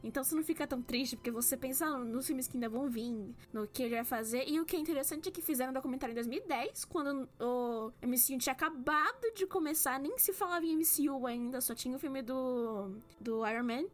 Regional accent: Brazil; accent: Brazilian; ter um, um sotaque menos brasileirão, assim, pesado

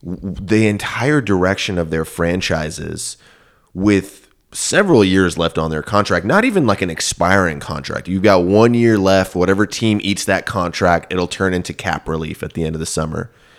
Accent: Houston, Texas, United States

